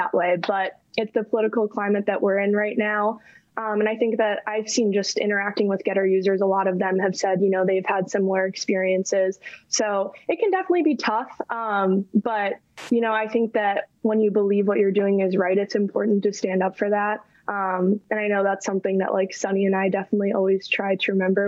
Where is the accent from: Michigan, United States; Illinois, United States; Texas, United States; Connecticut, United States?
Illinois, United States; Chicago; now in New York, United States; I'm originally from Chicago and living in New York now.